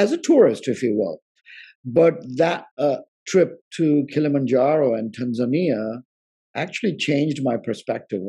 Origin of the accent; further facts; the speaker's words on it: India; moved away; growing up in India, you know, I went on road trips with my parents